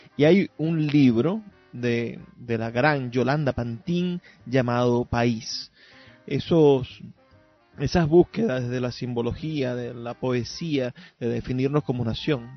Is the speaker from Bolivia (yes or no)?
no; Venezuela; nos definen como venezolanos